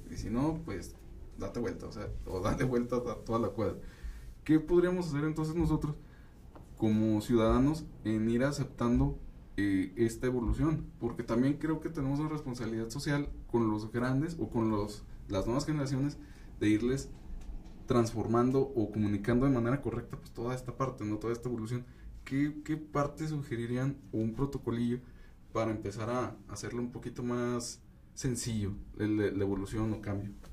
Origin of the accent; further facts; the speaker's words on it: Durango, Mexico; nuestro mismo estado, aquí en Durango